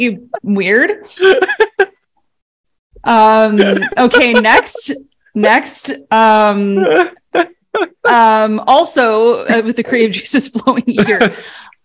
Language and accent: English; Canada; we're Canadian. We're in Canada